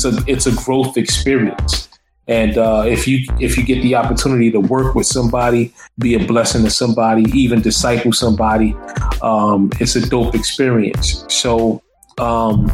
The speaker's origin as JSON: {"language": "English", "town": "Newark", "region": "New Jersey", "country": "United States", "said": "I'm from Newark."}